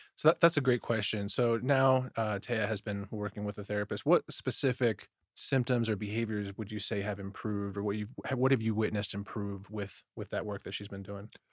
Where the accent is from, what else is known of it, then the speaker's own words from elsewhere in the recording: Detroit, Michigan, United States; I grew up in Detroit, Michigan